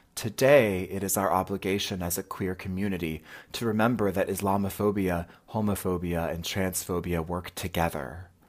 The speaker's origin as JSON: {"language": "English", "town": "Raleigh", "region": "North Carolina", "country": "United States", "tie": "born or raised there", "moved": "yes", "lives_now": "Brooklyn, United States", "said": "based out of Brooklyn, New York, but I grew up in Raleigh, North Carolina"}